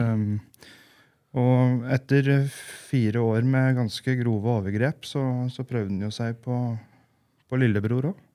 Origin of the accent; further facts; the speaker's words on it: Gjøvik, Innlandet, Norway; vi vokste jo opp på Gjøvik